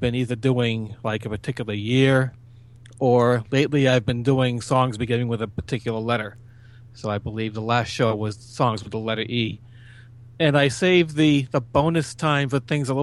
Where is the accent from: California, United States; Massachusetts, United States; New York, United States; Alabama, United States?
Massachusetts, United States; southeast; born here, lived here all my life in the same general area, southeast of Massachusetts, probably about 20 miles from Boston. So yeah, I've always been told I have that accent